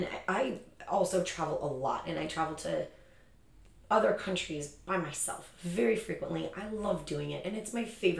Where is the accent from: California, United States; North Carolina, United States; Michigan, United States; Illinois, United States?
Illinois, United States; Chicago; now in San Diego, United States; I'm born and raised in Chicago